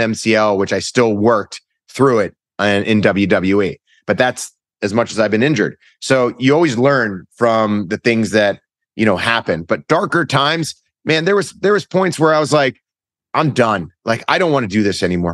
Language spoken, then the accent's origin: English; Cleveland, Ohio, United States; moved away as an adult; also born or lived in Los Angeles; I'm from Cleveland